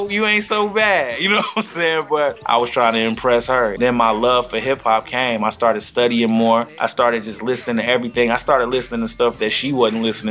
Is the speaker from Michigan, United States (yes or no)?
yes; Flint, Michigan, United States; growing up in Flint